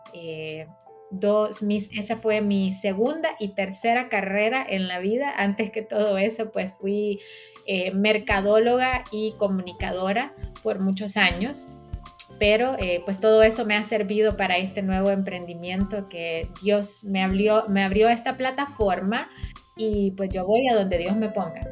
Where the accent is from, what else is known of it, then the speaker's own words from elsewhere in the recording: San Pedro Sula, Cortés, Honduras; now in Katy, United States; soy hondureña, a mucha honra, también soy sanpedrana, o mejor decimos jampedrana, ¿verdad? Eh, nací en San Pedro Sula